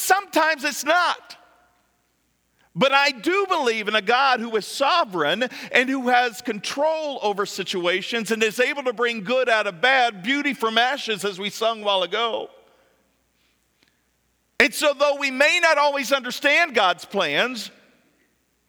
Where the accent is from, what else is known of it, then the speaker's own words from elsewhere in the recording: just south of Lexington, central Kentucky, United States; moved away; I'm from Kentucky, central Kentucky, just south of Lexington